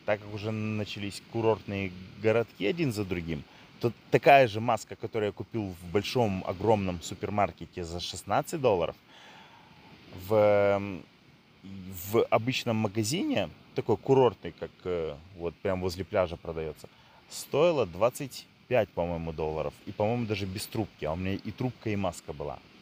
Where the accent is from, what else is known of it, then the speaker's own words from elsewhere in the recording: Odesa, Odesa Oblast, Ukraine; Я родился и вырос в Одессе